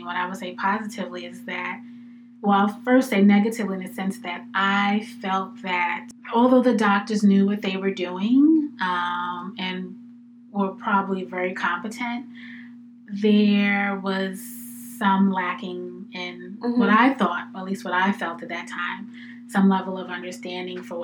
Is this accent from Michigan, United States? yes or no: no; New York City, New York, United States; moved away as an adult; also born or lived in Washington, D.C. / Newark, New Jersey; now in Philadelphia, United States; I'm originally from New York City